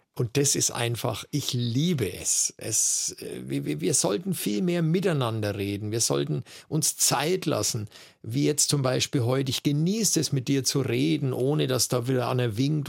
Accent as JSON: {"language": "German", "town": "Erlangen", "region": "Bavaria", "country": "Germany", "said": "Ich komme aus einem sehr, sehr interessanten kabarettistischen Pflaster, Erlangen"}